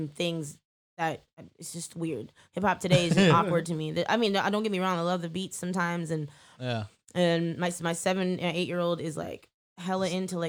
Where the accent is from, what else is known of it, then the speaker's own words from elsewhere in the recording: Petaluma, California, United States; I was a black girl. I grew up in Petaluma with a bunch of white folks.